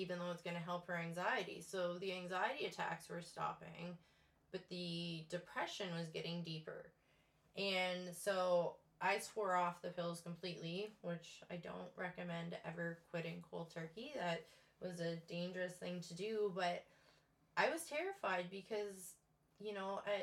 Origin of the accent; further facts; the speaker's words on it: Windsor, Ontario, Canada; moved away as an adult; also born or lived in Ottawa / Thunder Bay; now in New Brunswick, Canada; I was born and raised in Windsor, Ontario. I moved to New Brunswick the day after my 29th birthday